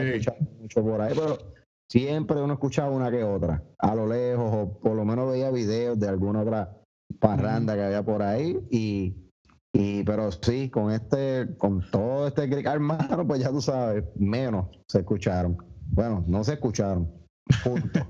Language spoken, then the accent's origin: Spanish; Puerto Rico; los puertorriqueños